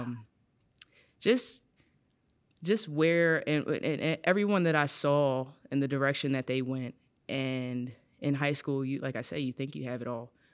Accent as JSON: {"language": "English", "town": "Philadelphia", "region": "Pennsylvania", "country": "United States", "said": "I'm from West Philadelphia"}